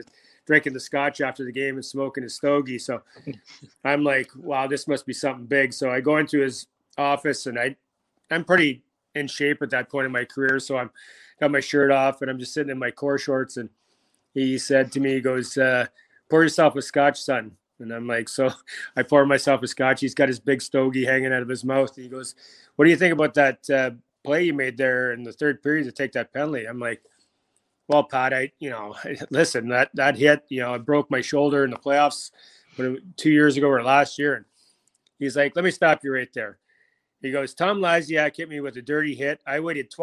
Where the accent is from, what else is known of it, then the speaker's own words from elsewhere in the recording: Alberta, Canada; I grew up in Alberta